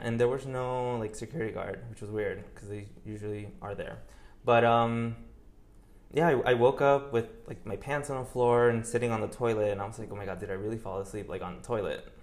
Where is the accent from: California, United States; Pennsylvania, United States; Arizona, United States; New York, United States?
New York, United States; moved away as an adult; also born or lived in Colombia (ancestry); now in Miami, United States; I was born and raised in New York. Uh, I, I was there until I was probably 23, 24, until I moved here